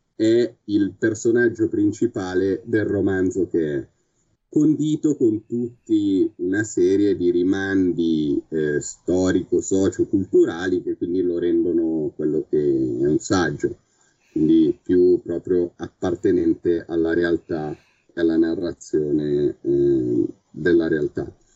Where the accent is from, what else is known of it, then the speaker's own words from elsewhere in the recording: Milan, Lombardy, Italy; io sono di Milano